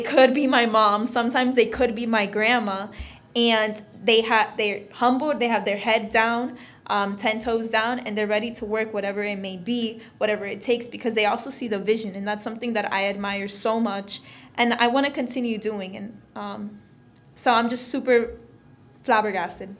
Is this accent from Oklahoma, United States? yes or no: no; Florida, United States; I'm originally from Florida